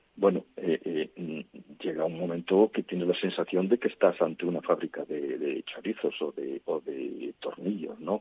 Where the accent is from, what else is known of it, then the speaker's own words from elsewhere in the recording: Galicia, Spain; en Galicia, de donde yo soy